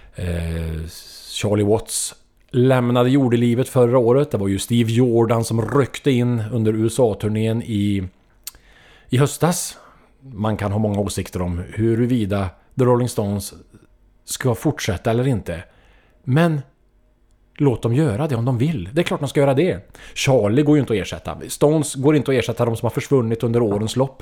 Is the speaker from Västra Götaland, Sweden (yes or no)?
yes; Trollhättan, Västra Götaland, Sweden; min hemstad Trollhättan